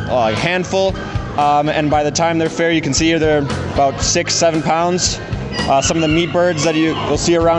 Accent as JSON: {"language": "English", "town": "Beaver Dam", "region": "Wisconsin", "country": "United States", "said": "I'm 16 years old. I'm from Beaver Dam, Wisconsin."}